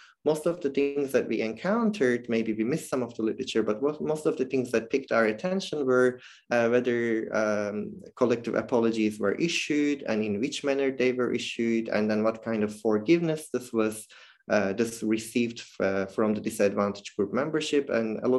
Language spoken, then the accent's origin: English; Turkey; now in Netherlands; I come from Turkey originally